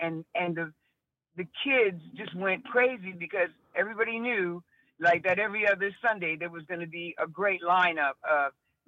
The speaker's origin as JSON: {"language": "English", "town": "Chicago", "region": "Illinois", "country": "United States", "tie": "born or raised there", "said": "No, this is Chicago. I was born in Chicago, born and raised"}